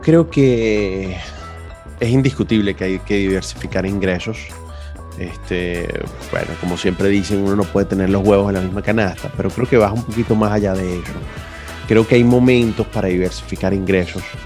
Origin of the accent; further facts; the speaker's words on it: Venezuela; moved away as an adult; Yo como venezolano lo viví